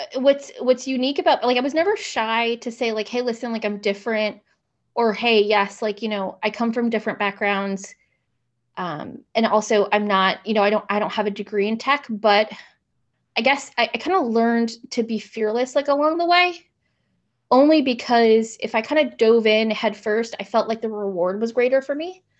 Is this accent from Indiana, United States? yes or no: no; Gaithersburg, Maryland, United States; also born or lived in Washington, D.C.; I grew up in Gaithersburg, Maryland